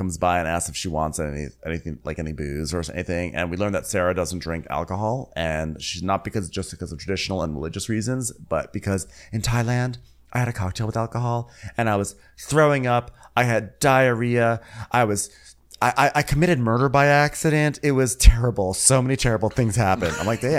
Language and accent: English; England, United Kingdom; Listen, I'm English. This is not winter.